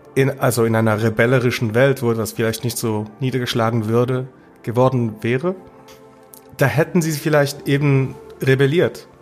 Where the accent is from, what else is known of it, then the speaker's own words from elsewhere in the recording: Basel, Basel-Stadt, Switzerland; meiner Heimatstadt Basel